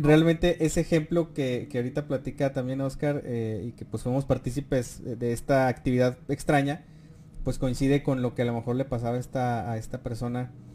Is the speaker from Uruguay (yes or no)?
no; Durango, Mexico; Nosotros somos de, somos de Durango